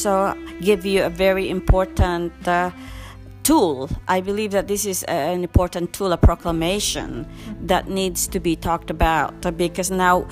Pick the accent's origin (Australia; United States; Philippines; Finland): Philippines; I come from the Philippines